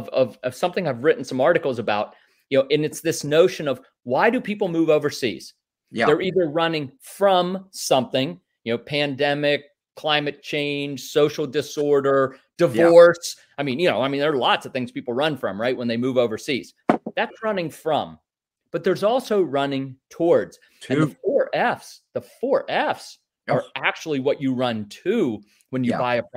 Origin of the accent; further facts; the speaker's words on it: Northwest Pennsylvania, United States; I grew up in Northwest Pennsylvania in a small, you know, rural agricultural area about an hour north of Pittsburgh.